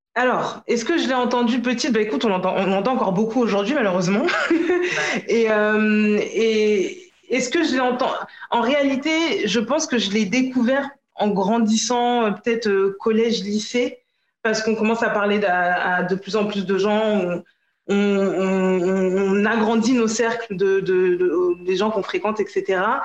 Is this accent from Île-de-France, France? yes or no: yes; Paris region, Île-de-France, France; also born or lived in Guadeloupe; Je suis guadeloupéenne, je suis née à Paris. J'ai grandi en région parisienne